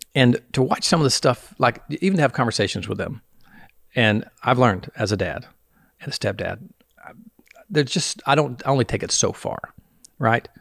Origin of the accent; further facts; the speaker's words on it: the South, United States; I'm from the South